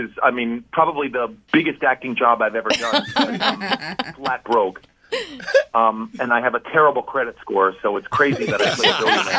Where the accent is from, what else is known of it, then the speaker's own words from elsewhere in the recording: New York City, New York, United States; I grew up right in Manhattan. For those who don't know, that is the that is the borough right in the middle of the city.